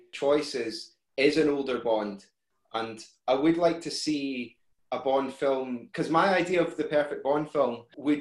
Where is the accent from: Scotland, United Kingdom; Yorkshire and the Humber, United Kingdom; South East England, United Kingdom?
Scotland, United Kingdom; we're Scottish